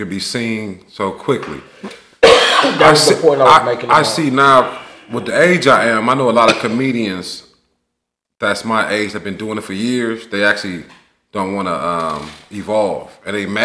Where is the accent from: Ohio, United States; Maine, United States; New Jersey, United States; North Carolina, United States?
Ohio, United States; Cleveland; moved away as an adult; now in Columbus, United States; when I grew up in Cleveland, all my niggas was Dope Boys.